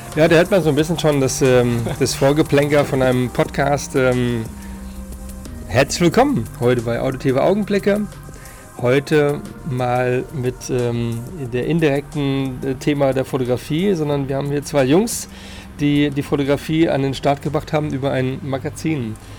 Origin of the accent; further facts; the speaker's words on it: Frankfurt, Hesse, Germany; als ähm, Frankfurter.